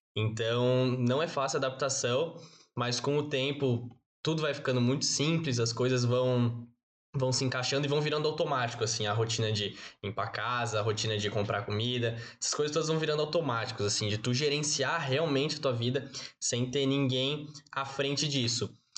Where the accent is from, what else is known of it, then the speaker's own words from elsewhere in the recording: Florianópolis, Santa Catarina, Brazil; moved away as an adult; now in Joinville, Brazil; Sou natural de Florianópolis